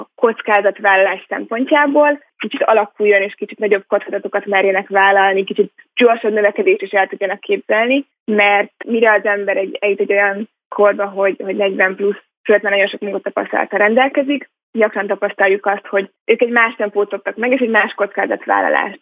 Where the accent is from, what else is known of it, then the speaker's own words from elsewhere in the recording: Hungary; also born or lived in Munich / Los Angeles; már gyerekkoromban itthon Magyarországon egy amerikai iskolába jártam